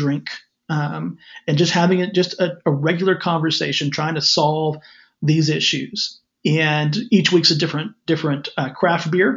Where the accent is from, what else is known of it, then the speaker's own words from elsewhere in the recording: West Texas, United States; my hometown out here in West Texas